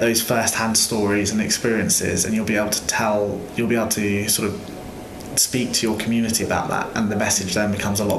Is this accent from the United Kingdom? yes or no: yes; Devon, South West England, United Kingdom; we're all from Devon.